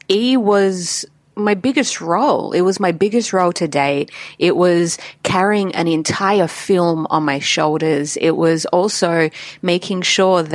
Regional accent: Adelaide, South Australia, Australia; Adelaide's my hometown, South Australia.

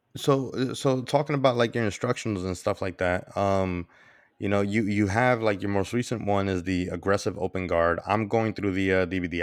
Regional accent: New York, United States; I'm Dominican. even though I was born and raised in New York

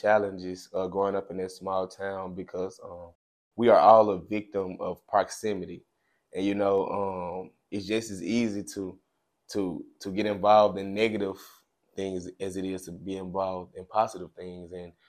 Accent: Clarksdale, Mississippi, United States; I grew up in Clarksdale, Mississippi, a town that we both are familiar with.

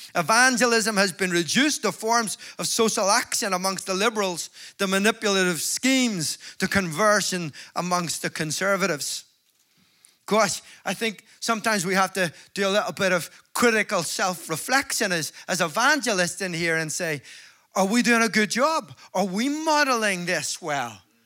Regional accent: Belfast, Northern Ireland, United Kingdom; I'm from Belfast

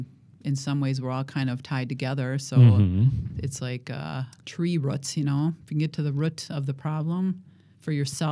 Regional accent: Watertown, United States; Well, I grew up in Watertown. So Watertown is west of here, probably half an hour.

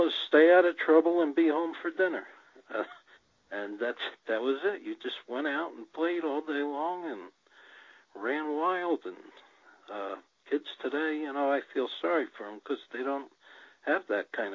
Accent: New Jersey, United States; I grew up in New Jersey

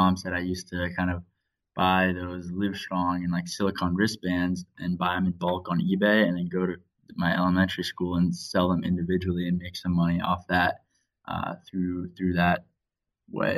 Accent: Washington, District of Columbia, United States; moved away as an adult; now in San Diego, United States; I grew up in Washington, D.C. and originally moved out here 4 years ago to start college at the University of San Diego.

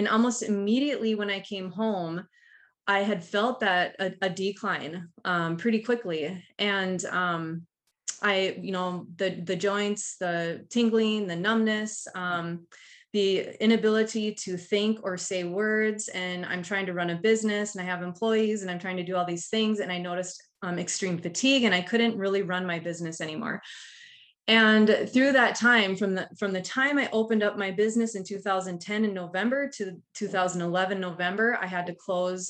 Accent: Duluth, Minnesota, United States; I'm from Duluth, Minnesota

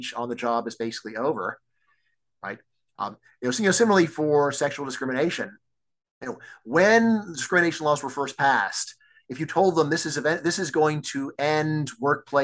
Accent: Virginia, United States; also born or lived in Texas; my home state of Virginia

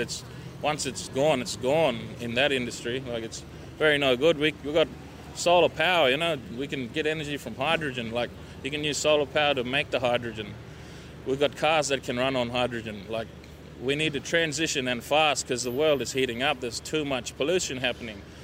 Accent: Borroloola, Northern Territory, Australia; I came from the Northern Territory. I'm from Borroloola

